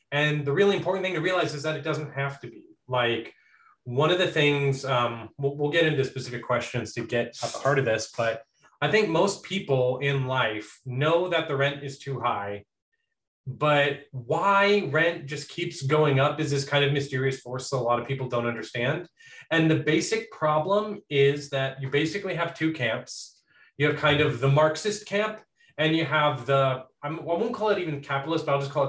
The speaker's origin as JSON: {"language": "English", "region": "Texas", "country": "United States", "tie": "born or raised there", "said": "I live in Texas. Um, not in any of the big cities, just like in just the central Texas in some medium town. Um, I am a Norwegian citizen and an American citizen. My mom's an immigrant. I was born in Texas"}